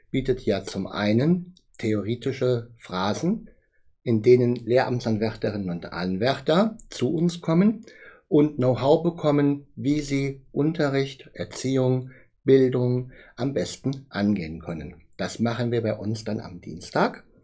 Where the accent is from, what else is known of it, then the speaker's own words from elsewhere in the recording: Bonn, North Rhine-Westphalia, Germany; born there; Ich komme gebürtig aus Bonn, das muss ich immer wieder dabei sagen